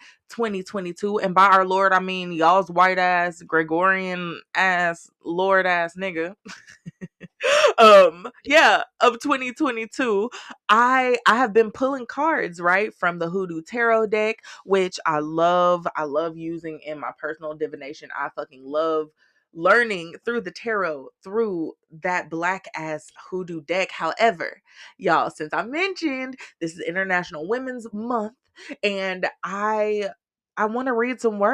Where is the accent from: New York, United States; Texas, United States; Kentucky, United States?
Texas, United States; Austin; moved away; living here in my hometown for the first year of South, for the first time in 10 years